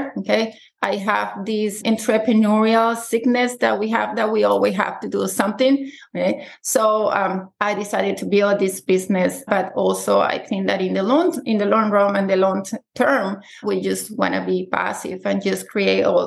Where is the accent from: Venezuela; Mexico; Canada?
Venezuela; moved away as an adult; now in United States; I'm originally from Venezuela.